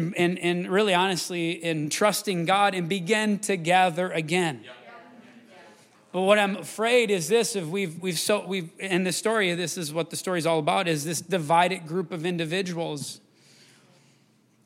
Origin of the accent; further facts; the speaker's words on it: Wisconsin River, United States; now in Rochester, United States; I grew up swimming in the Wisconsin River